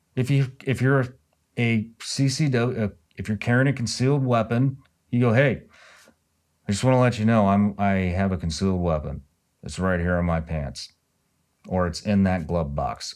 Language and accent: English; Missouri, United States; now in Florida, United States; I'm originally from Missouri